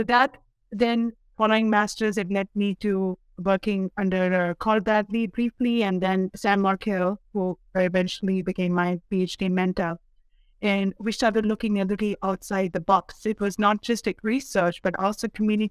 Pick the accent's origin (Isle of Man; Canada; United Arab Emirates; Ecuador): United Arab Emirates; Dubai; moved away as an adult; also born or lived in India; now in North Dakota, United States; I was born and raised in the Middle East, specifically in Dubai, in the United Arab Emirates